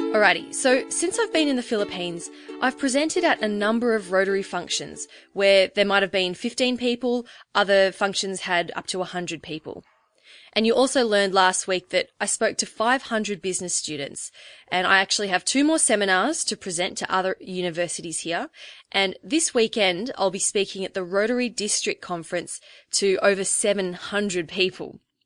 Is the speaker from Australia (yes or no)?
yes; Australia; accent: Australian; as an Australian, I always say brekkie instead of breakfast.